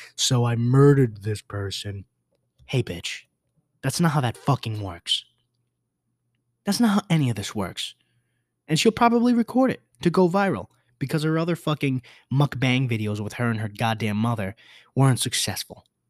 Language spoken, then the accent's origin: English; New York, United States; I'm from New York.